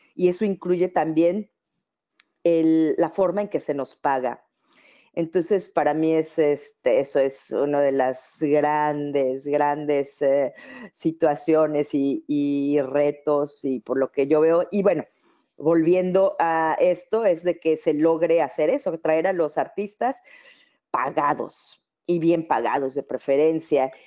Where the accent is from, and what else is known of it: Mexico; now in Netherlands